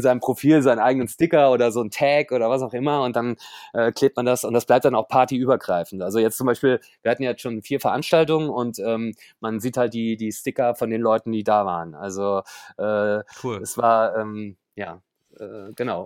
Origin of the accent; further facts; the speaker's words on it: Koblenz, Rhineland-Palatinate, Germany; now in Berlin, Germany; gebürtig äh, komme ich aus Koblenz, äh, äh, bin also zugezogener Berliner sozusagen